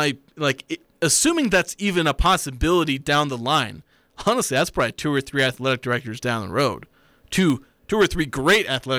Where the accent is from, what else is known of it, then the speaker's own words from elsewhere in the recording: Kaysville, Utah, United States; also born or lived in Oklahoma; I came from Kaysville. I'm not a, you know, grew up in the Valley local. Still came from Utah.